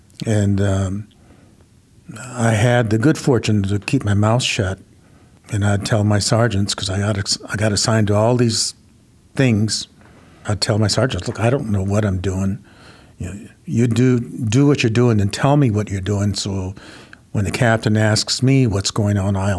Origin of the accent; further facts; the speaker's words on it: United States; And I was an Indian. I am an Indian.